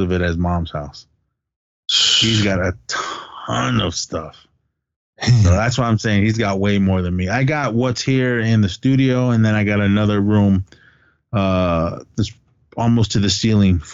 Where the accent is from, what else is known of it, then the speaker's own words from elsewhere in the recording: Oakland, California, United States; We grew up in Oakland